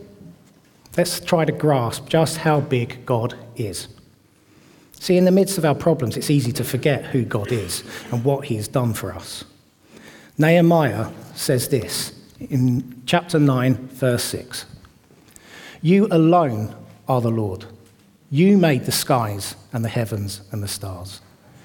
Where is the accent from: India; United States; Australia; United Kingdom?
United Kingdom; Watford, East of England; moved away as an adult; now in Bedford, United Kingdom; I grew up in Watford, and we moved to Bedford at the end of 2021